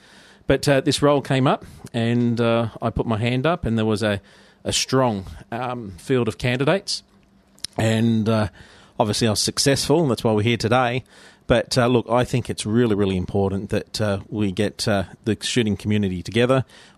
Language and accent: English; Sydney, New South Wales, Australia; also born or lived in Mudgee; Yeah, so I grew up in Western Sydney and also out in the country, out Mudgee Way. So I've had a bit of an experience from city life and country life as well.